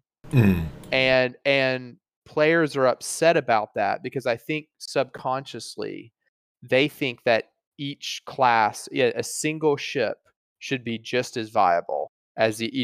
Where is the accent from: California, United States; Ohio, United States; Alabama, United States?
Alabama, United States; growing up in Alabama